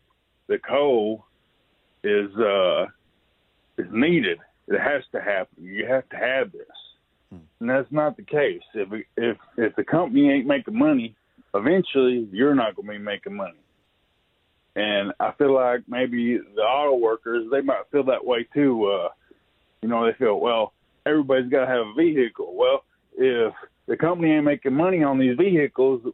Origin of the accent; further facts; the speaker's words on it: Kentucky, United States; now in Alabama, United States; I'm in Alabama now, but I'm actually from Kentucky.